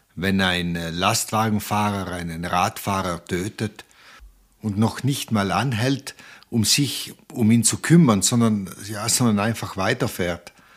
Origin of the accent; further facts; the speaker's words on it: South Tyrol, Trentino-Alto Adige, Italy; hier bei uns in Südtirol